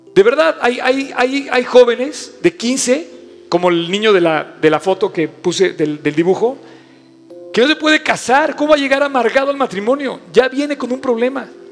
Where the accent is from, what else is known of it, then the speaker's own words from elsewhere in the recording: Mexico; tengo una vida como mexicano